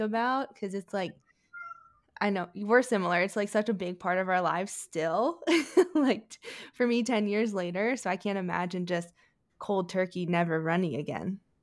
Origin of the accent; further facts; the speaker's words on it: Maryland, United States; I grew up in Maryland